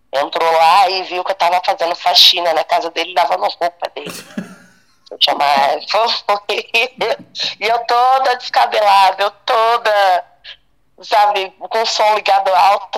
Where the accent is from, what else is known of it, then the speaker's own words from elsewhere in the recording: Bahia, Brazil; moved away; eu sou baiana